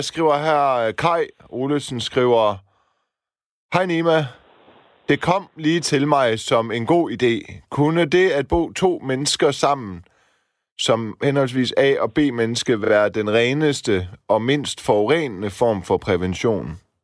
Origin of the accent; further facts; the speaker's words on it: Silkeborg, Central Denmark Region, Denmark; also born or lived in Horsens; now in Copenhagen, Denmark; Jeg kommer ikke helt fra landet. Jeg kommer fra Silkeborg